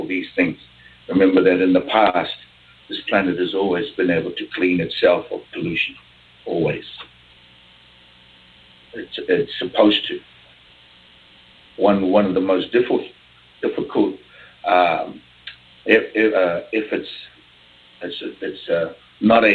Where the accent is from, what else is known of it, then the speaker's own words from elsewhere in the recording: New Zealand; I'm from New Zealand